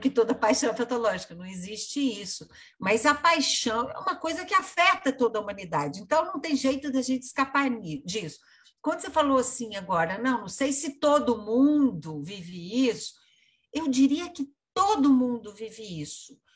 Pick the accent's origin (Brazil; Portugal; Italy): Brazil; a gente é brasileiro